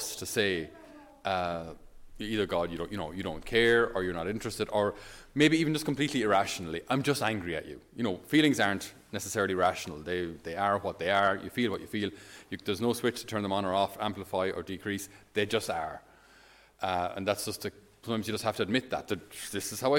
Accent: Ireland; as a Irish person

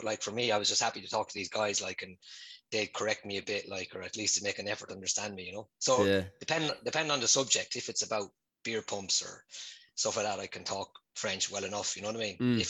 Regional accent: Portlaoise, Leinster, Ireland; moved away as an adult; also born or lived in Dublin; now in Nice, France; I'm from Portlaoise

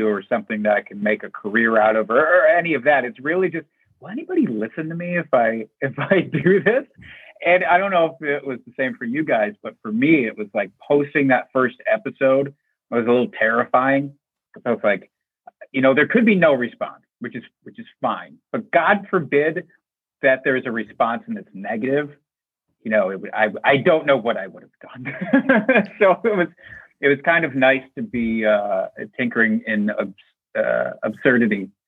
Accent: Iowa, United States; moved away as an adult; also born or lived in Wisconsin; I grew up in Iowa

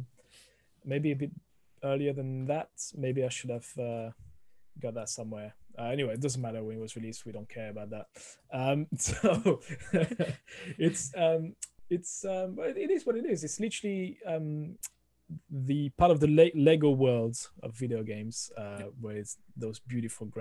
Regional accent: France; accent: French; English is a second language; moved away as an adult; now in United Kingdom; originally from France, as you can hear, the thick accent coming through the microphone

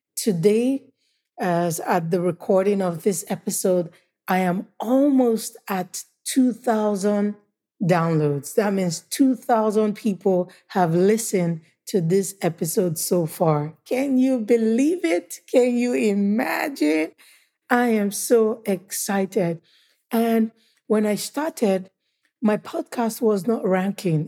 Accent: Nigeria; also born or lived in United States; Nigeria is my home country

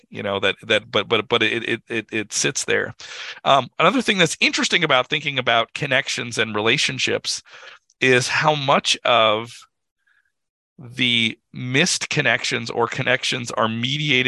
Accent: United States; me being an American

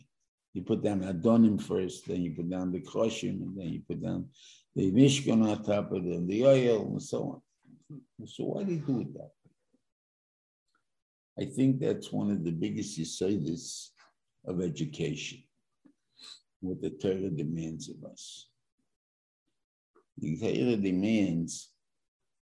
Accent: New York, United States; I'm a New Yorker

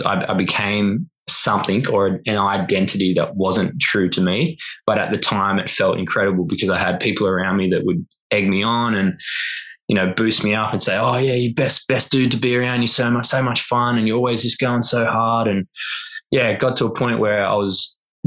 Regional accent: Noosa, Queensland, Australia; also born or lived in Melbourne; I moved myself away from Noosa, which is my hometown where all my mates were

